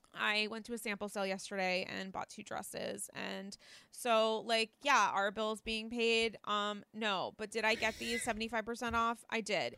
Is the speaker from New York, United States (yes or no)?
yes; New York, United States; as a New Yorker